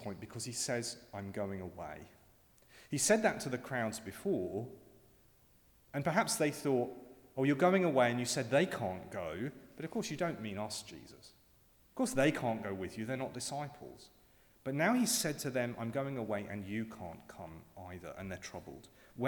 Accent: around London, United Kingdom; moved away; when I was at school growing up around London

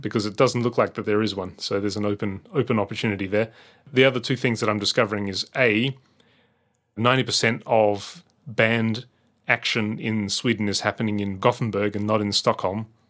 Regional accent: Adelaide, South Australia, Australia; moved away; growing up in Australia

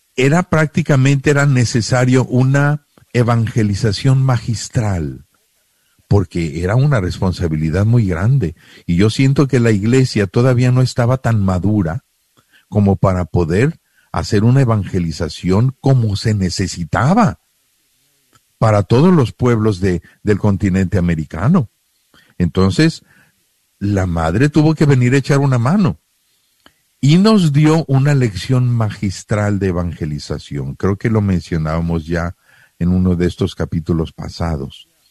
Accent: Mexico; moved away; yo soy mexicano, yo vengo con toda mi cultura mexicana

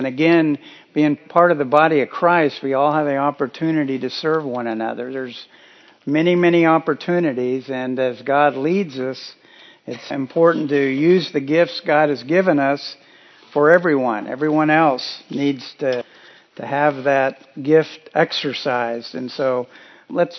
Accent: Kansas, United States; moved away; While visiting my parents in Kansas earlier in June, I was reminded while driving around my hometown

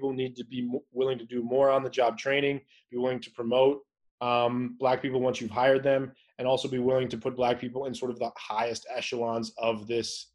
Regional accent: Tucson, Arizona, United States; moved away as an adult; also born or lived in Saudi Arabia / Greece / Virginia; I was born in Tucson, Arizona. My family moved overseas when I was a little kid into Saudi Arabia and to Greece for a little bit, because my dad was working over there. He was a lawyer. And then we moved back to Tucson when I was about five or six.

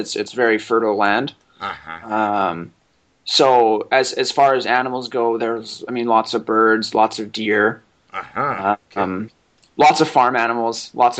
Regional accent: Canada; also born or lived in Winnipeg, Manitoba; I'm from Canada. And I am a law student at the University of Manitoba, and I live in a medium-sized city in a province of Canada called Manitoba

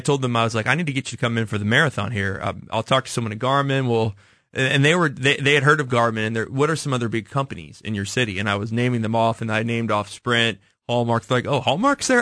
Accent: Kansas City, United States; I told her I was from Kansas City

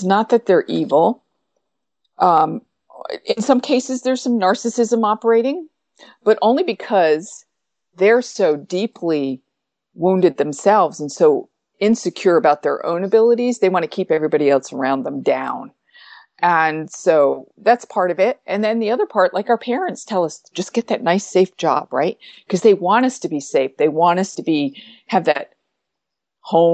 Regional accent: upstate New York, United States; I lived in upstate New York then. I was 2 hours from New York City

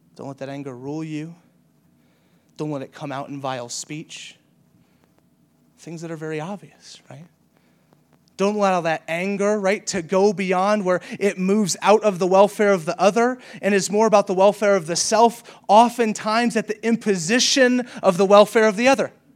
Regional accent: the South, United States; I grew up in the South

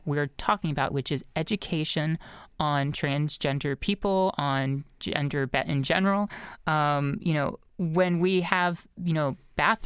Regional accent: Lower Merion, Pennsylvania, United States; My hometown of Lower Marion

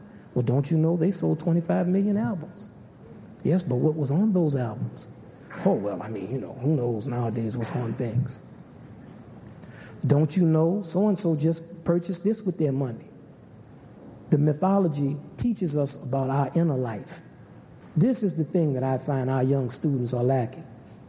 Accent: the South, United States; I grew up in the South, United States, where there was railroad tracks, and all the black people lived on that side of the railroad track.

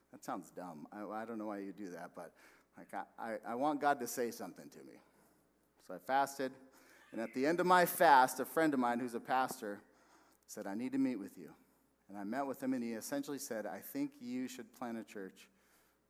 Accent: West Valley, Arizona, United States; moved away as an adult; also born or lived in Texas; we were going to move back here. I'm from the West Valley.

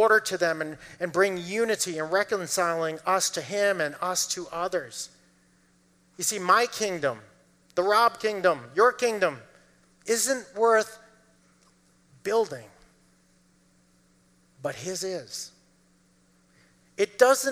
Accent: Massachusetts, United States; lived in Massachusetts, grew up in Massachusetts

